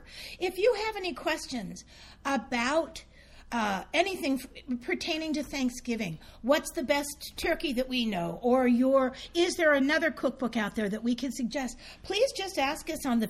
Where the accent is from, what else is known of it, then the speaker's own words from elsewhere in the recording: Santa Fe, United States; I grew up in Santa Fe, a little tiny town